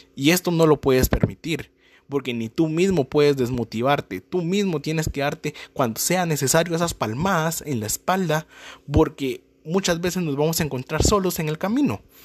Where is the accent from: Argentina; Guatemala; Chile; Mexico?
Guatemala; soy de Guatemala